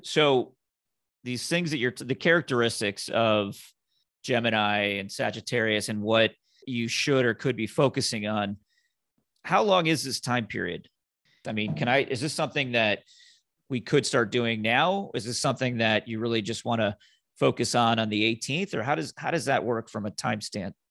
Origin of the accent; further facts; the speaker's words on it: Indiana, United States; now in Florida, United States; I'm, I'm originally from Indiana